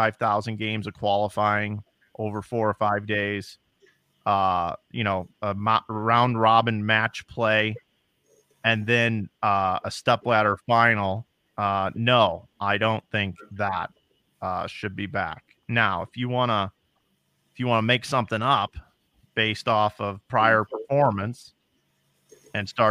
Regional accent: Midwest, United States; I was from the Midwest

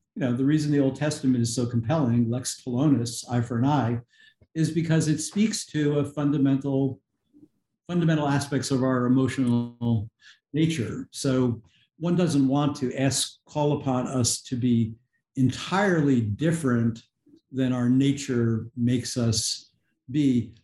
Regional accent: outside of New York City, United States; where I grew up uh, outside of New York City

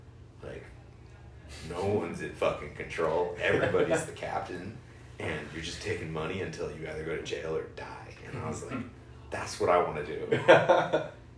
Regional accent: San Marcos, California, United States; I'm from San Marcos.

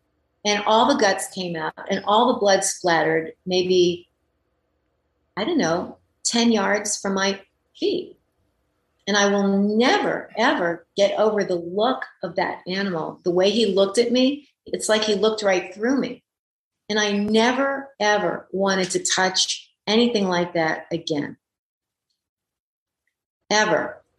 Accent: France; I had a girlfriend when I was growing up in France. This was in rural France, where my mother is from, where I would spend my holidays and part of the school year when my parents weren't getting along.

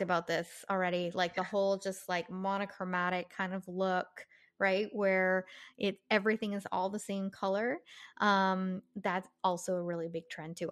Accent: Southern California, United States; moved away; growing up in Southern California, like it's blazers and yeah. sweaters were pretty much our coats

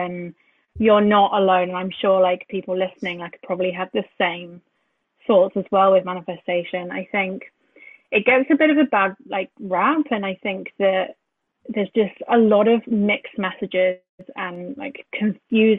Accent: Brighton, South East England, United Kingdom; moved away; I grew up in Brighton

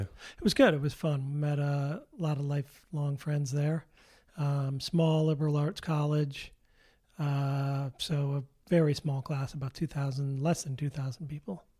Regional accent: Darien, Connecticut, United States; moved away; also born or lived in New York City; I'm originally from Darien, Connecticut

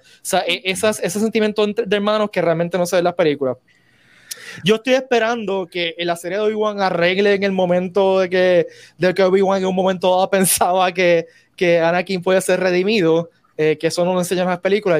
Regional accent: Puerto Rico

